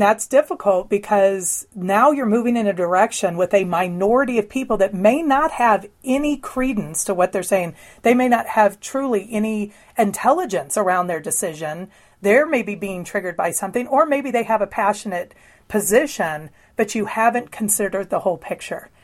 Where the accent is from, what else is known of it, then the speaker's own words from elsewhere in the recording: the Bible Belt, United States; I was raised in the Bible Belt